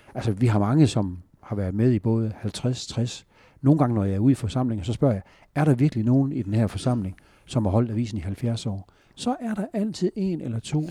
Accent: Northwest Jutland, Struer and Holstebro area, Central Denmark Region, Denmark; moved away; also born or lived in Aarhus; Jeg kommer fra Nordvestjylland, Struer og Holstebro-området

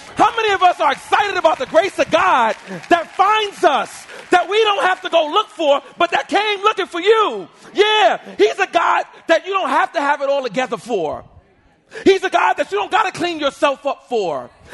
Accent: New York City, New York, United States; I was born and raised in Harlem, New York

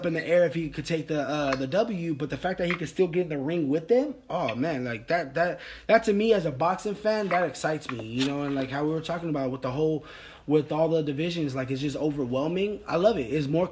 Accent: Northern California, United States; I'm from Northern California myself.

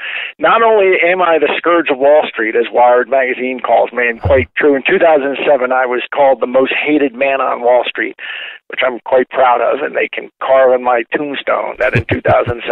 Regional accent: Fort Wayne, Indiana, United States; now in Sandy, United States; I was born in Fort Wayne, 1962

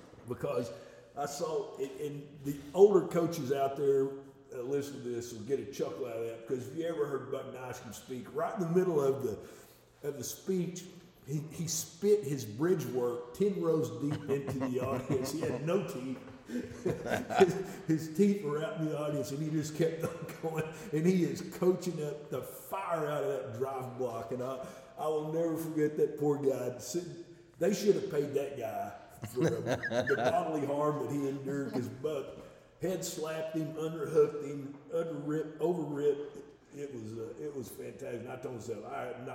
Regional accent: Duncan, Oklahoma, United States; also born or lived in Ardmore, Oklahoma; we moved from Duncan, Oklahoma to Ardmore, Oklahoma

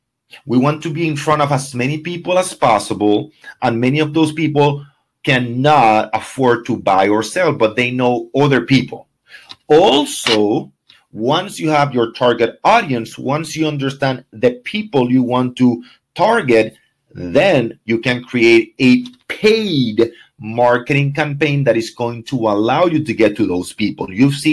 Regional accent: Ecuador; English is a second language; now in Miami, United States; I came from Ecuador, and all my friends are 20s and do not have any interest on buying. I do not know more than six people in Miami.

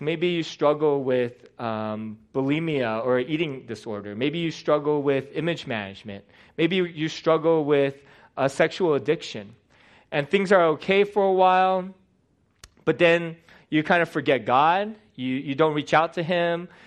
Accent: United States; born or raised there

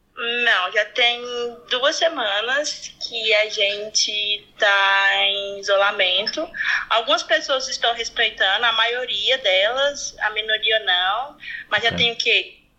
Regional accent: Goiânia, Goiás, Brazil; accent: roceiro; Brasil, Goiás, Goiânia

